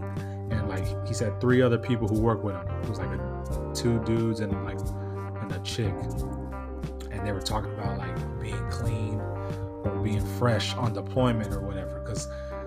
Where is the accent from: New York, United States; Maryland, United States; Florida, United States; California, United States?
California, United States; I'm from Cali